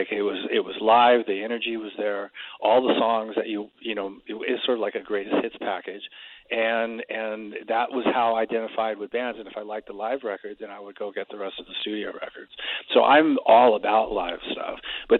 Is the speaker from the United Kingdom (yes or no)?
yes; Stoke-on-Trent, West Midlands, United Kingdom; moved away; if I remember correctly. And, because that was my hometown. It was the first time I'd been back there in 40 years, and the only time I've ever played there, obviously.